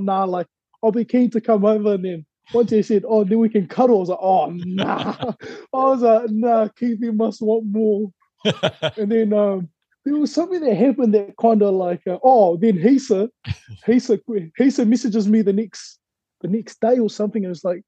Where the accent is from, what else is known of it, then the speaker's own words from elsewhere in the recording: Whanganui, Manawatū-Whanganui, New Zealand; I grew up in Whanganui, the land of the big, white, long, brown river.